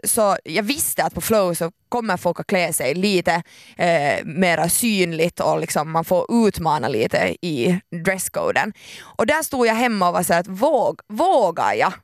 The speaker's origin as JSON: {"language": "Swedish", "country": "Finland", "said": "jag är så finländare"}